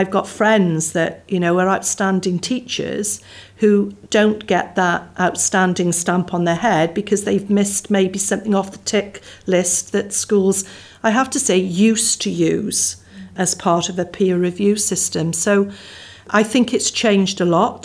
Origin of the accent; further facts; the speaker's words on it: Barry, Wales, United Kingdom; I was born and brought up in Barry. So I was brought up near the sea.